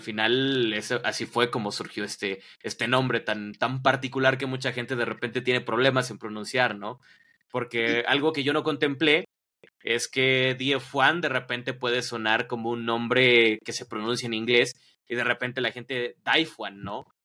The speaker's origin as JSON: {"language": "Spanish", "country": "Mexico", "said": "aquí en, en, en, México, perdón, porque no soy de Ciudad de México"}